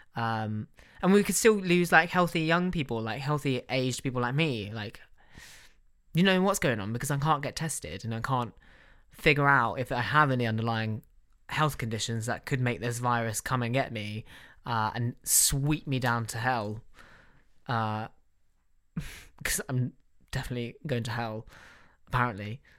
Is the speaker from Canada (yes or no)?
no; United Kingdom; we're British